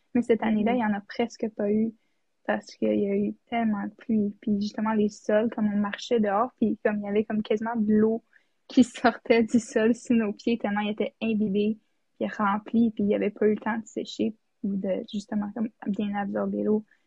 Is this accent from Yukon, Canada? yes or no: yes; Whitehorse, Yukon, Canada; now in Ottawa, Canada; je viens de Whitehorse au Yukon